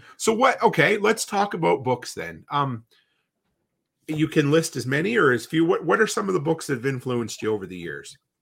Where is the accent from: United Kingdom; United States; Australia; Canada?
Canada; growing up in Canada